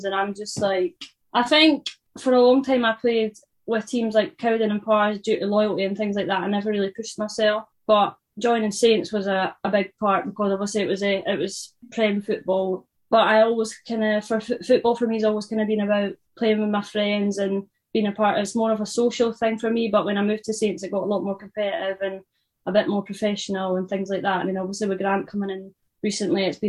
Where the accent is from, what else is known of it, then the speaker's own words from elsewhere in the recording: Lumphinnans, Scotland, United Kingdom; It's called Longfinnans, so that's my hometown. That's where I'm from